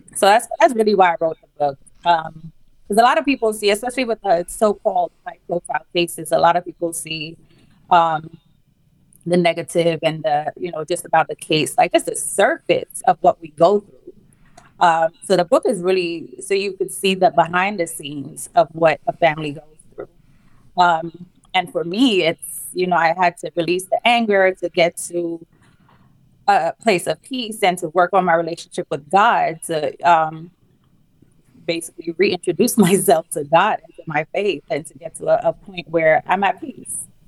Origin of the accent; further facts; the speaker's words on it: St. Lucia; now in New York City, United States; born and raised in St. Lucia, which is a small Caribbean island